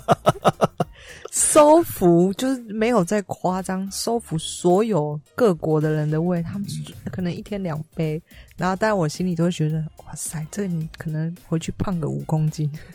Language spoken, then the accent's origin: Chinese; Taiwan; 以我台湾人